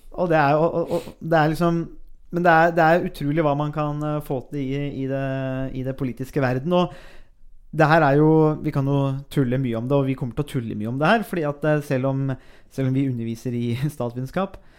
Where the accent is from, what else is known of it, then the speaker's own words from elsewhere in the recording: Buskerud, Norway; jeg er jo fra Buskerud